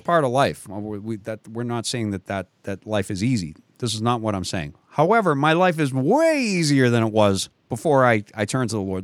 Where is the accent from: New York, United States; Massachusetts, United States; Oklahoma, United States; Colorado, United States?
Massachusetts, United States; Boston; I grew up in Boston